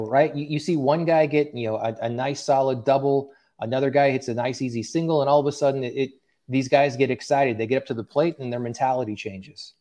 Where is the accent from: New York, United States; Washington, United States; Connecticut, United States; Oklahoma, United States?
Oklahoma, United States; Tulsa; moved away; I grew up in Tulsa, Oklahoma